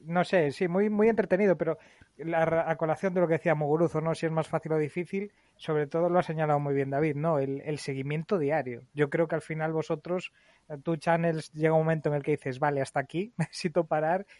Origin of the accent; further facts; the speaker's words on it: Galicia, Spain; como gallegos que somos